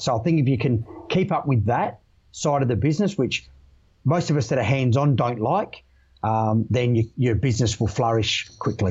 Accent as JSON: {"language": "English", "region": "South Australia", "country": "Australia", "said": "I came across the Nullarbor from your home state, mate, back to my home state. Yeah. Uh, Perth to Adelaide"}